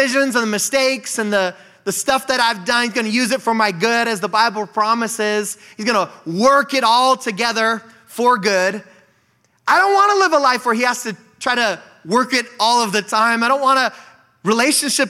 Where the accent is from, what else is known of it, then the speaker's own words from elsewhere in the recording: Bend, Oregon, United States; moved away as an adult; also born or lived in Eugene, Oregon / Nampa, Idaho; now in Spokane, United States; I grew up in Bend, Oregon